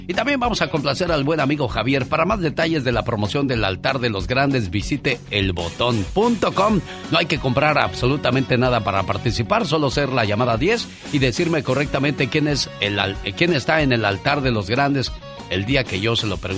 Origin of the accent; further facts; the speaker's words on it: Veracruz, Mexico; Me encuentro desesperado. Tengo a mi papá grave en México. Soy de Veracruz.